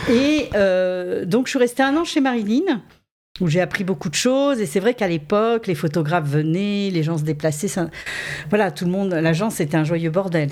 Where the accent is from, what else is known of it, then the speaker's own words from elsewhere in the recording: Saint-Raphaël, Provence-Alpes-Côte d'Azur, France; moved away; quand j'étais très jeune, je vivais à Saint-Raphaël